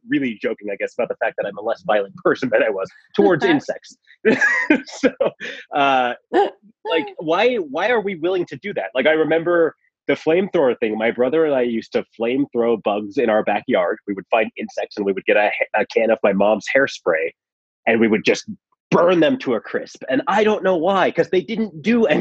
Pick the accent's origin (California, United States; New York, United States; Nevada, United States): Nevada, United States; Reno; our house growing up in Reno